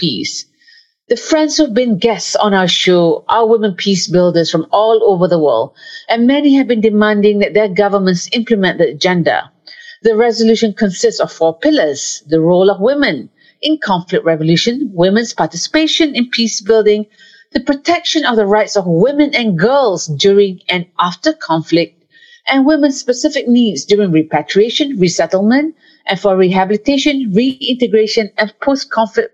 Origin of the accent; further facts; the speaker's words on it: Malaysia; a Malaysian